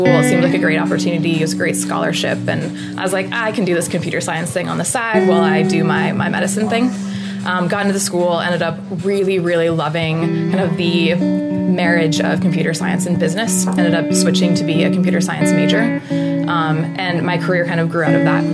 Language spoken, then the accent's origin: English; Lincoln, Nebraska, United States; I grew up in Lincoln, Nebraska, went to Northeast High School